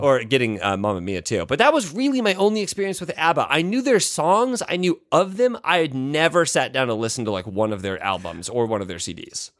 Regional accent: Indiana, United States; I'm from Indiana

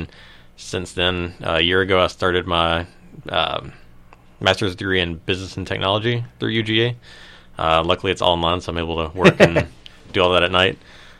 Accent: Griffin, Georgia, United States; I was born and raised in Griffin, so I've been here my whole life. So I went to graduate from Spalding High School in 2005.

